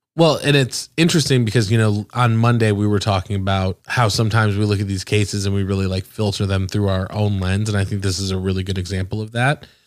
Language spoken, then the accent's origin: English; the North, United States; moved away; I'm from the North